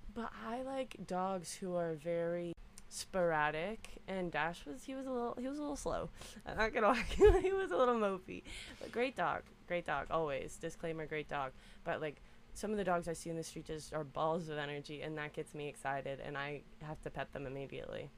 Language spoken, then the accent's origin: English; Reston, Virginia, United States; I'm from Reston, Virginia. It's right outside of DC